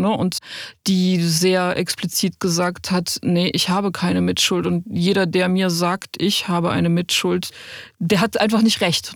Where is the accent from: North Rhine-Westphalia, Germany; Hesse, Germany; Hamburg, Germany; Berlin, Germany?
North Rhine-Westphalia, Germany; a small village near Cologne; kleinen Dorf in der Nähe von Köln, wo ich groß geworden bin